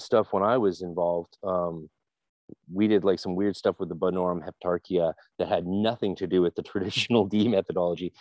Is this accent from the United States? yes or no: no; Canada; I'm just being a Canadian